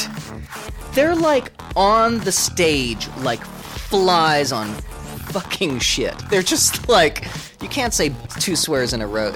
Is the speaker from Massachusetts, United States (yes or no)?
yes; Boston, Massachusetts, United States; I'm from Boston